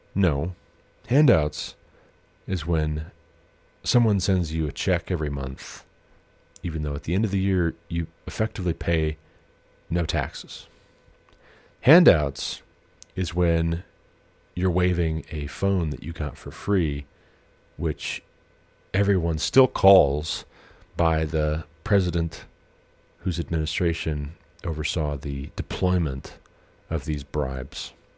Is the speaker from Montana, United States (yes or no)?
yes; Glendive, Montana, United States; moved away; also born or lived in southern Ohio / Colorado; I stayed with my grandparents' mullet in Glendive, Montana, my hometown